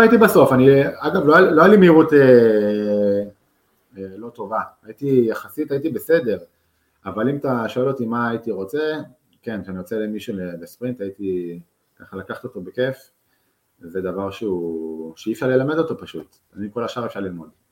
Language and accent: Hebrew; Israel; also born or lived in Netherlands; אנחנו כישראלים